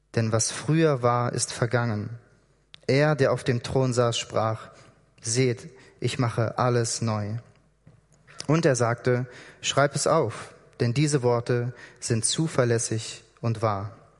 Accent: Hamburg, Germany; moved away as an adult; also born or lived in Berlin; now in Switzerland; Ich komme aus Hamburg eigentlich

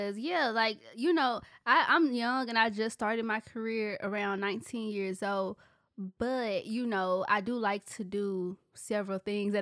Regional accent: Memphis, Tennessee, United States; I'm from Memphis

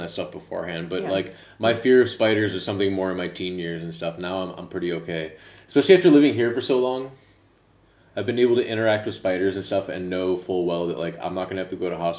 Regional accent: United States; now in Amsterdam, Netherlands; I'm an American who lives in Amsterdam.

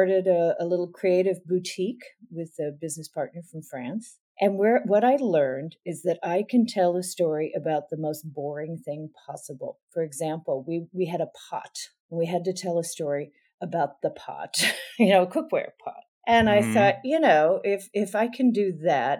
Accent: Southwest, United States; also born or lived in Ohio; I grew up in the Southwest

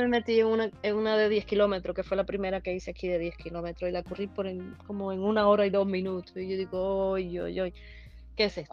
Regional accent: Holguín, Cuba; born or raised there; moved away as an adult; also born or lived in San Antonio del Sur, Guantánamo, Cuba / Florida, United States; now in California, United States

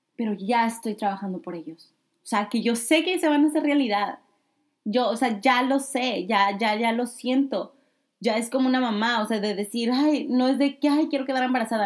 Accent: Mexico; siendo de México en especial, yo que soy mexicana

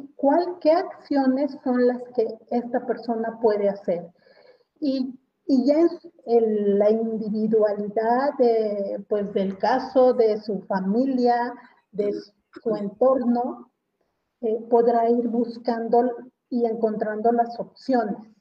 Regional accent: Mexico; como mexicanos

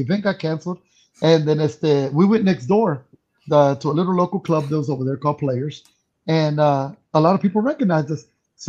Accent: San Juan, Texas, United States; I am from Texas. Y luego actually from San Juan, Texas, sorry.

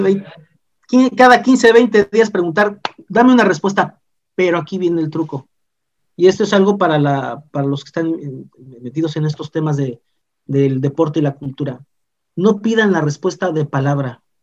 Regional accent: Mérida, Yucatán, Mexico; also born or lived in Mexico City; Yo nací en la Ciudad de México en, 1980. Este, para finales del 85, mis padres, mis hermanos y otros familiares más la se toma la decisión que nos vengamos a vivir acá a la ciudad de Mérida, pues tengo, he sido educado por yucatecos

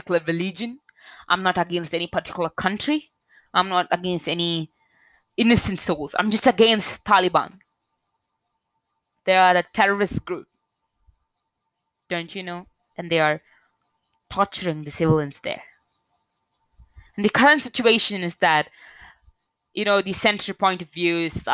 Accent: India; I'm an Indian citizen

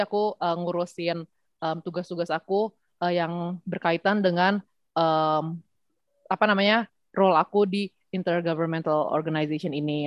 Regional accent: Indonesia; moved away; aku memang lahir dan besar di Indonesia tapi dari kecil tuh masuknya tuh sekolah internasional

